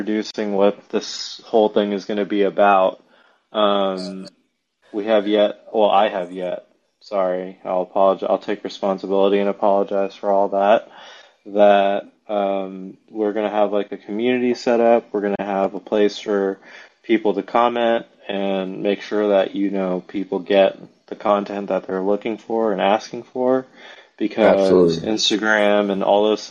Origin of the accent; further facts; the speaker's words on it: Dallas, Texas, United States; moved away; also born or lived in Arizona; My roots start here in Dallas, Texas